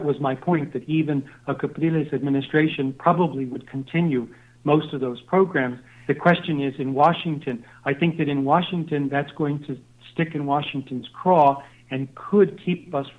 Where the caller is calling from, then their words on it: Costa Rica; I'm calling you from Costa Rica right now